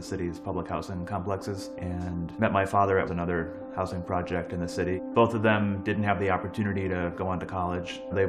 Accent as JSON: {"language": "English", "town": "Holyoke", "region": "Massachusetts", "country": "United States", "tie": "born or raised there", "said": "Growing up in Holyoke and there being very little democracy, very little civic engagement, no one showing up to those meetings and speaking out and holding elected officials accountable"}